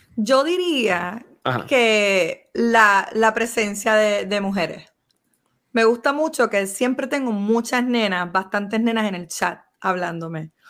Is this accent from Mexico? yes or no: no; Puerto Rico; como todo puertorriqueño